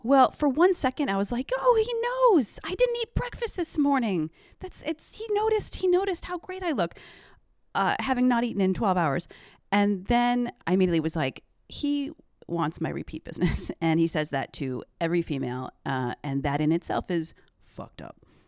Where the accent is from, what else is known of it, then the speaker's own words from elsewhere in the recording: close to Syracuse, upstate New York, United States; moved away; upstate New York